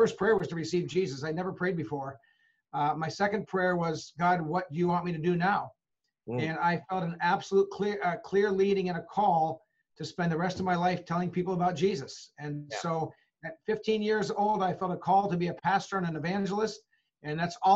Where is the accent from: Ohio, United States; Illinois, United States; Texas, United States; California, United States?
California, United States; Huntington Beach; moved away as an adult; also born or lived in Holland, Michigan; now in Monterey, United States; I was born and raised in Southern California, coastal Southern California, a little town called Huntington Beach